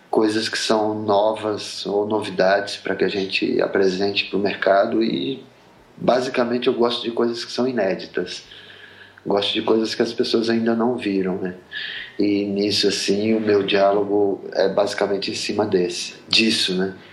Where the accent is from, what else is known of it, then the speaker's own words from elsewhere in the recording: Sergipe, Brazil; also born or lived in Rio de Janeiro; now in São Paulo, Brazil; É, eu sou de Sergipe, eu morei oito anos no Rio, eu moro há 13 anos em São Paulo.